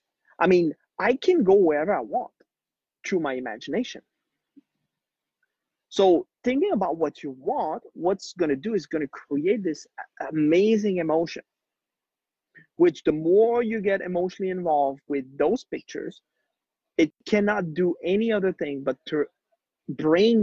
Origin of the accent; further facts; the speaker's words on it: Quebec, Canada; first language French; English is a second language; moved away as an adult; also born or lived in Haiti; now in Mexico; I'm born in Haiti, poorest country in the world, grew up in Quebec, Canada